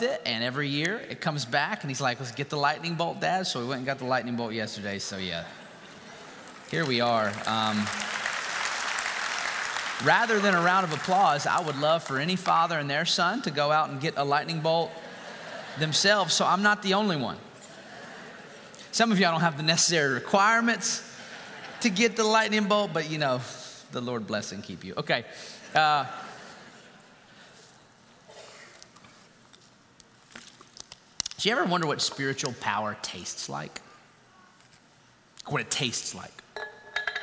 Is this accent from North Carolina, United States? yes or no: yes; Winston-Salem, North Carolina, United States; I was raised in Winston-Salem, North Carolina